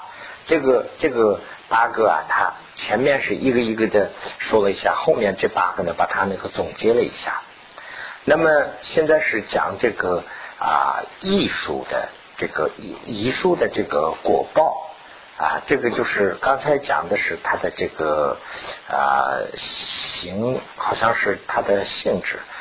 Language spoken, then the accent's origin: Chinese; China; 我们是从大陆过来的嘛，毛泽东就是有这个情况。